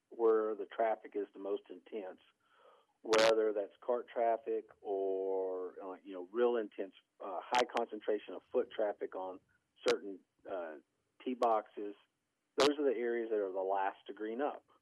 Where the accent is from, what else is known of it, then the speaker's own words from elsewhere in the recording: Virginia, United States; moved away; when I grew up in Virginia